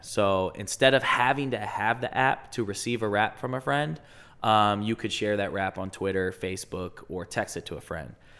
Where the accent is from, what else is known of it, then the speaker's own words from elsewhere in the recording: Westerville, Ohio, United States; also born or lived in Chicago; I'm from Westerville. So, grew up in Westerville, went to Westerville